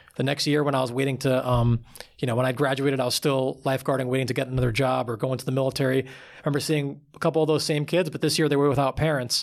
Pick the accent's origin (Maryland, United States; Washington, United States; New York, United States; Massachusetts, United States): New York, United States; Long Island; I grew up on Long Island, about, um, like thirty, forty minutes outside of New York City